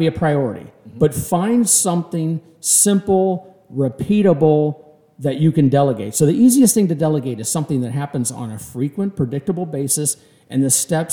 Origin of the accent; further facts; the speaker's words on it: Kansas City, United States; I'm from Kansas City.